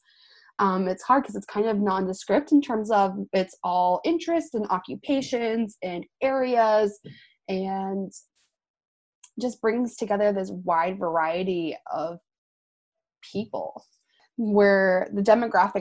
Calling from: Des Moines, Iowa, United States; I am calling from the Beaverdale neighborhood of Des Moines

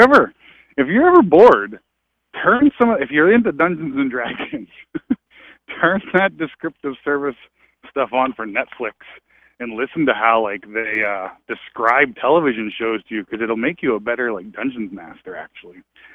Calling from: Massachusetts, United States; I'm calling from Massachusetts.

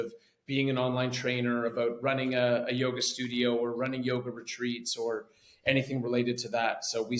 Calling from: Ceará, Brazil; I am calling in from Praia in Brazil, in the state of Ceará, which is the Northeast. And I live here

